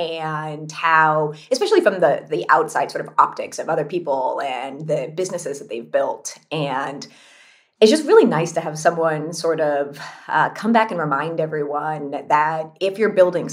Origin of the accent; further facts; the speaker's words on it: California, United States; I grew up in California.